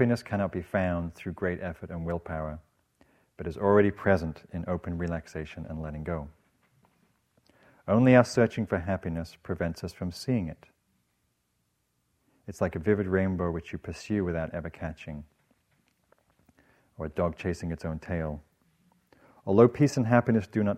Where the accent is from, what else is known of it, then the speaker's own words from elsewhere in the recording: England, United Kingdom; moved away; I'm from England